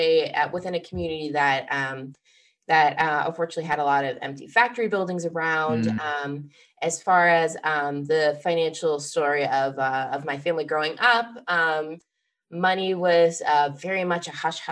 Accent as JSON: {"language": "English", "region": "Midwest", "country": "United States", "tie": "born or raised there", "moved": "as an adult", "lives_now": "Boston, United States", "said": "I grew up originally in the Midwest"}